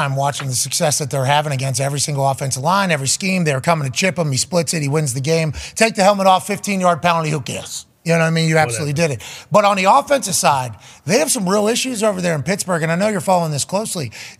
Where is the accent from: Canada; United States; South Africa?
Canada; I'm from Canada.